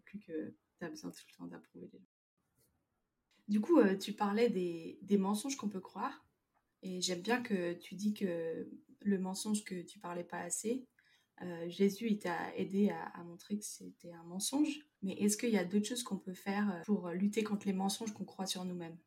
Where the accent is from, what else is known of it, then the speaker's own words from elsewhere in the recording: France; en tant que Français